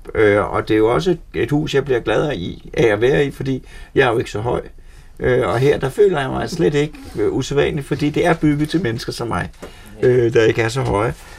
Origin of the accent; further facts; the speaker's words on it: Frederiksberg, Capital Region of Denmark, Denmark; jeg kommer fra Frederiksberg på København